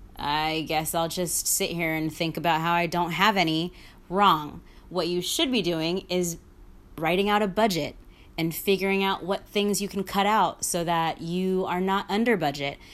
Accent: New York City, New York, United States; I'm from the fucking Bronx

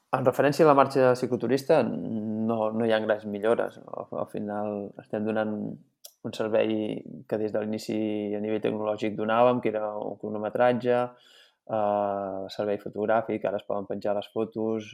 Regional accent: Santa Eulàlia de Riuprimer, Catalonia, Spain; jo sóc fill de Santa Eulàlia de Riu Primer

